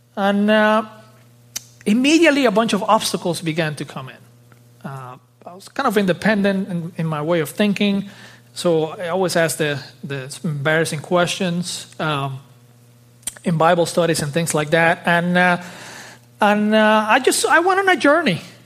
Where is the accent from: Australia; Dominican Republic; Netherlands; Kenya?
Dominican Republic; moved away; also born or lived in South Florida; I was born in the Dominican Republic, uh, in the Caribbean.